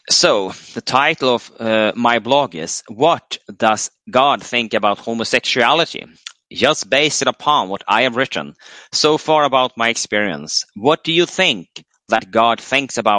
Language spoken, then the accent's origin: English; United States; as a teenage male growing up in America in the sexual revolution 70s, I was uh, targeted by older males.